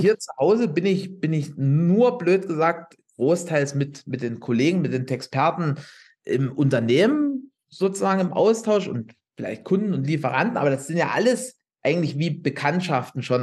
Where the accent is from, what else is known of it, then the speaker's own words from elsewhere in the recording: Upper Lusatia, Saxony, Germany; ich wohne hier in der Oberlausitz